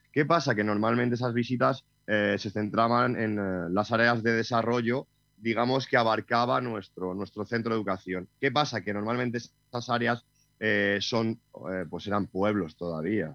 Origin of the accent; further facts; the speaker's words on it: Castile and León, Spain; now in Sierra de Madrid, Spain; mi pueblo, tengo pueblo eh, en Ávila, y bueno, pues de alguna manera me crié en la, naturaleza